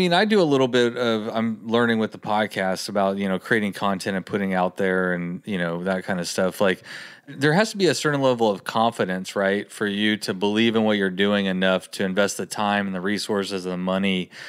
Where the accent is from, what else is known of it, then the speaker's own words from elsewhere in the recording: Texas, United States; growing up in Texas, there's no ski slopes around here.